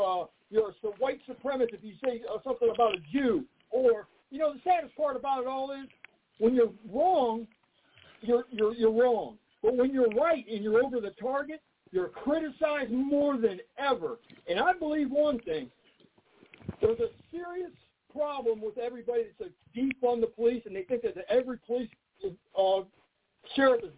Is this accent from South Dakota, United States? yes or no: no; Akron, Ohio, United States; I'm from Akron, Ohio